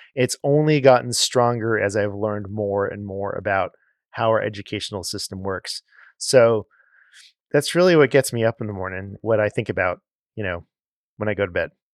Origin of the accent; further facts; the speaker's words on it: Los Angeles, California, United States; moved away as an adult; growing up in Los Angeles